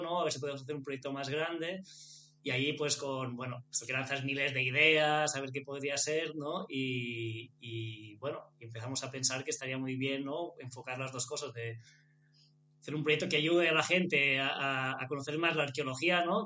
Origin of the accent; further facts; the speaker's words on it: Menorca, Balearic Islands, Spain; somos los dos de Menorca